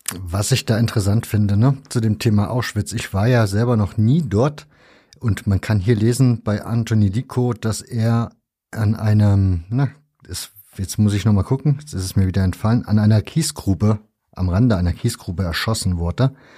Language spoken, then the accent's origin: German; East Germany, Germany; ich bin ja in der DDR zur Schule gegangen, also zumindest den größten Teil meiner Schulzeit habe ich noch in der DDR im Schulunterricht verbracht